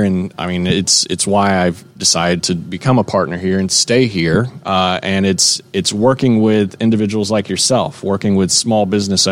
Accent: Dunwoody, Georgia, United States; I am from Atlanta. I'm from this area, actually. I'm from Dunwoody

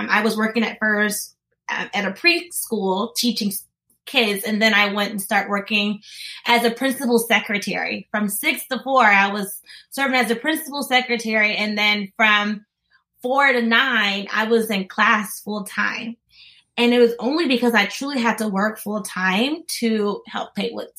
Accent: Columbus, Mississippi, United States; I'm from Columbus, Mississippi

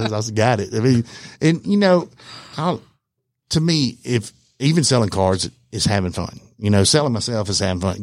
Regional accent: Alabama, United States; moved away; also born or lived in Hawaii; I'm originally from Alabama

